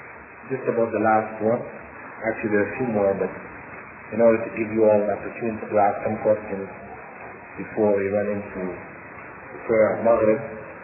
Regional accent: Jamaica; I'm a Jamaican.

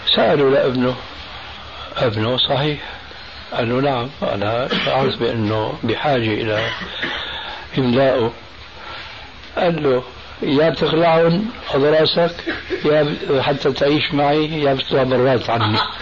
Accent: Syria; أنا نشأت حنفي المذهب في سوريا.

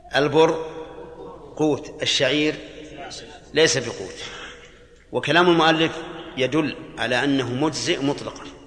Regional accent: Al-Qassim, Saudi Arabia; عندنا في القصيم

